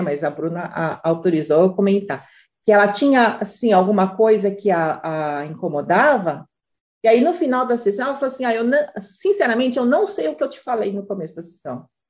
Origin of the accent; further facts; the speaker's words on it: Brazil; moved away; a gente é brasileiro